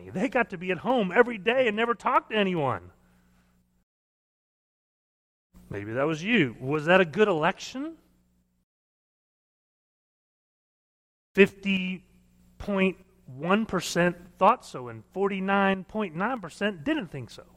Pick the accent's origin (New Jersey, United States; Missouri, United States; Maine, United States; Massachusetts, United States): Missouri, United States; now in Oklahoma, United States; I grew up in Missouri, and so we went canoeing all the time